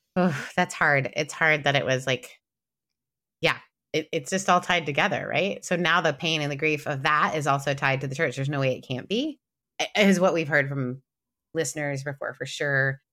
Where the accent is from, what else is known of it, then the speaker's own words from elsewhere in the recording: Canada; I'm Canadian